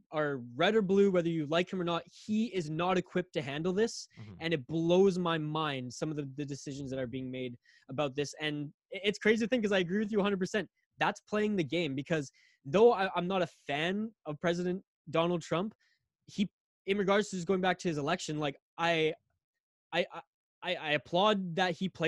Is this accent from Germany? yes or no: no; Canada; I'm Canadian and people roll their eyes and joke at me